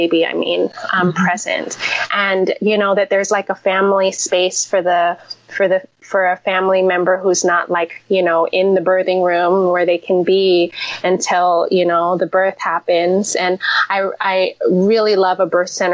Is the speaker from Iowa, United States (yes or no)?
no; Seattle, Washington, United States; now in New York, United States; In my home state, in Seattle